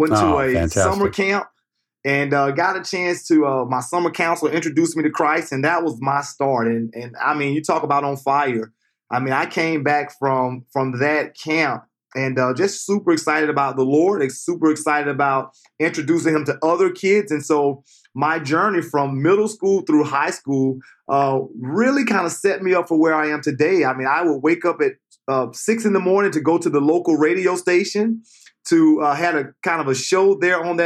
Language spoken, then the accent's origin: English; Jacksonville, Florida, United States; I grew up in Jacksonville, Florida. I grew up in what some would consider the inner city